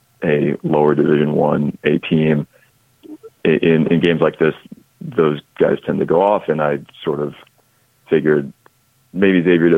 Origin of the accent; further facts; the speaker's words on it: Atlanta, Georgia, United States; I grew up in the Atlanta area.